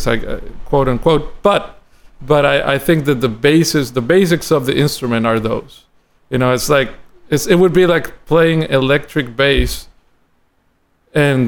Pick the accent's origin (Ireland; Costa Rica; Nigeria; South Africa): Costa Rica; San José; moved away as an adult; now in Miami, United States; I'm from Costa Rica, San Jose, Costa Rica, and I grew up in the city